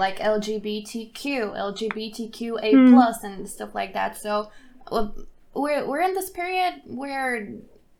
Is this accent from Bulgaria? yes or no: yes; Bulgaria; now in Germany; I grew up in Bulgaria